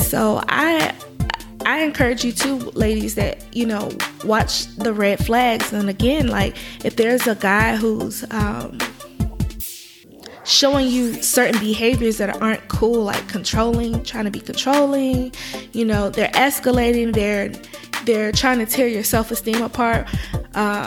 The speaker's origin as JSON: {"language": "English", "region": "Virginia", "country": "United States", "moved": "as an adult", "said": "I'm from Virginia"}